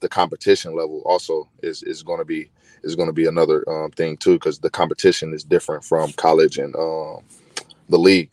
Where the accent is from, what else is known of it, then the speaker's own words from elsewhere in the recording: Chicago, Illinois, United States; also born or lived in Eastern Kentucky; I was born in Chicago.